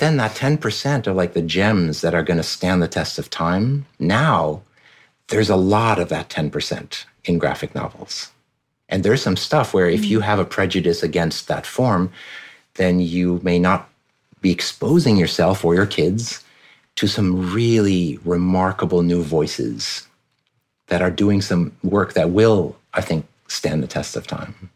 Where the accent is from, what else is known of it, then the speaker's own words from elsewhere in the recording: France; moved away; So my dad's American, my mom's French. I grew up in France pretty much my entire childhood